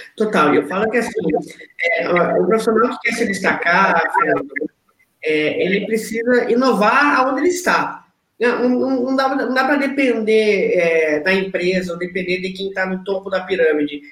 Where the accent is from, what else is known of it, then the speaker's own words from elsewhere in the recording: interior of Paraná, Brazil; also born or lived in Rio Grande do Sul / São Paulo; now in Rio de Janeiro, Brazil; eu vim de uma cidade do interior do Paraná